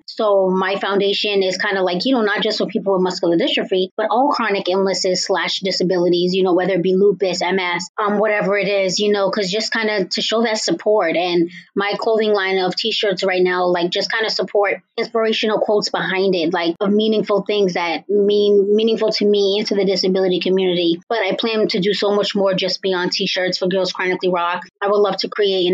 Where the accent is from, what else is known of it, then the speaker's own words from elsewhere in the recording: Cambridge, Massachusetts, United States; I am from Cambridge, Massachusetts.